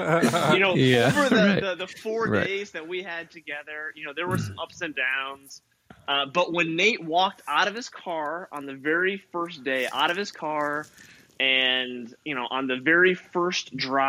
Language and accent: English; California, United States; It's humid. I'm from California.